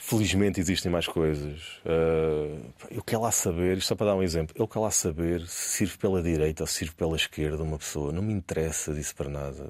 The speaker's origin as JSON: {"language": "Portuguese", "country": "Portugal", "said": "E eu sou português"}